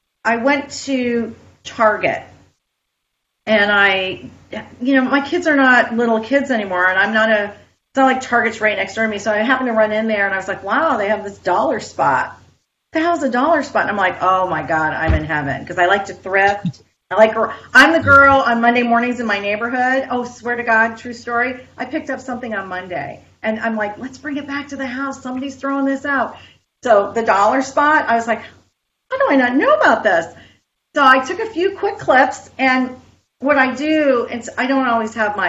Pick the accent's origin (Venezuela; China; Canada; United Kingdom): Canada; now in Boca Raton, United States; I'm Canadian